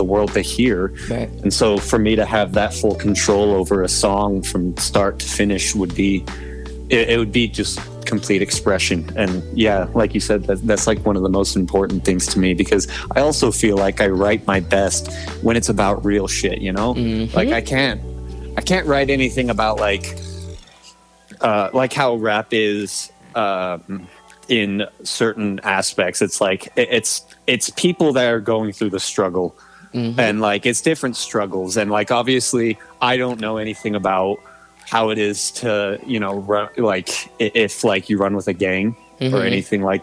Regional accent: Tooele, Utah, United States; I'm actually from a small town called Tooele, Utah

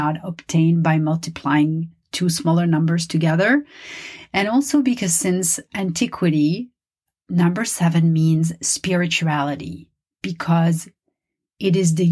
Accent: Paris, Île-de-France, France; first language French; English is a second language; now in Los Angeles, United States; my native language is French. I was born and raised in Paris

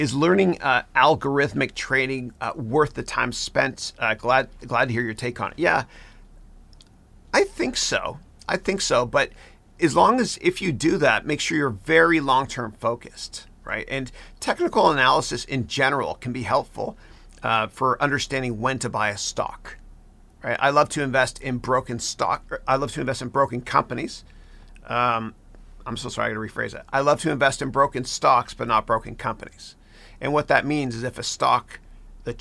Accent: Canada; now in United States; I grew up in Canada

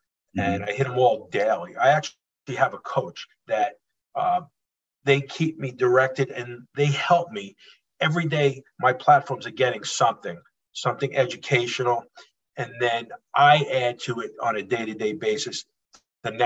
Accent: Holbrook, New York, United States; born and raised in Holbrook, Suffolk County.

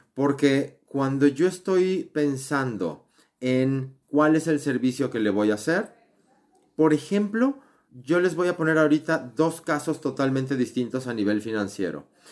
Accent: Mexico; soy mexicano

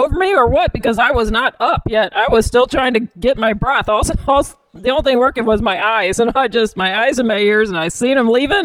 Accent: Bridgeton, Missouri, United States; we grew up in Bridgeton

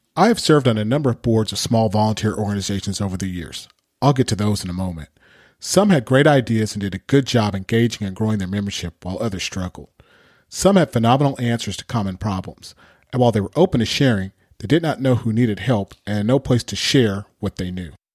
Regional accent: Pasadena, California, United States; also born or lived in Berkeley, California; I'm a native Californian. I grew up in Southern California, Pasadena to be exact

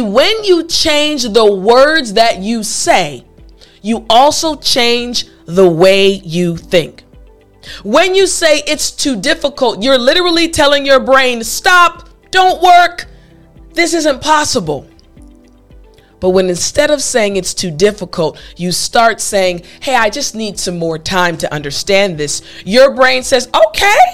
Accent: United States; first language English; I'm a native English speaker. I'm an American.

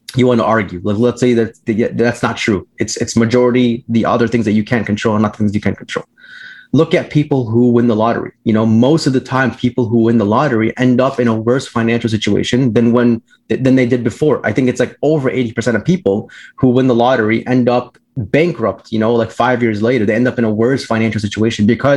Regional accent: Orland Park, Illinois, United States; I grew up in the South in the Southwest suburbs of Chicago. For those of you who are familiar with Chicago, near like the Orland Park area

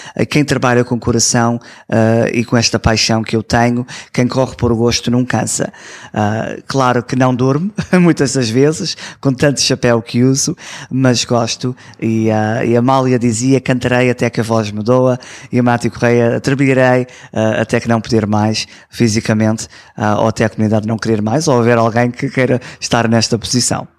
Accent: Toronto, Ontario, Canada; Eu nasci aqui em Toronto

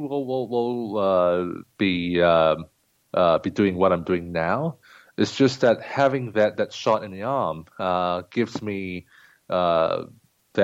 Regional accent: Singapore; moved away as an adult; now in Shanghai, China; I'm a native of Singapore, and then came to Shanghai in 2004

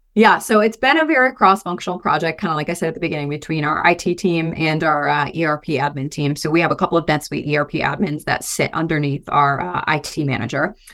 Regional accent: Michigan, United States; moved away as an adult; now in Boise, United States; I'm originally from Michigan, moved out to Boise, um, in twenty eighteen, twenty nineteen

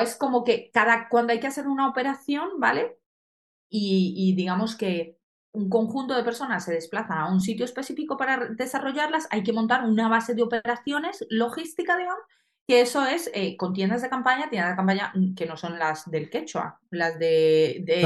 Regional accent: Colombia; now in Spain; nací en Colombia, entonces en Colombia el patinaje es algo muy grande

